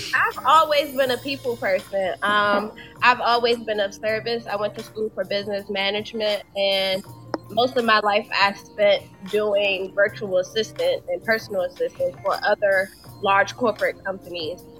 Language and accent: English; Washington, District of Columbia, United States; moved away as an adult; now in Atlanta, United States; I'm originally from Washington D.C. I relocated to Atlanta two years ago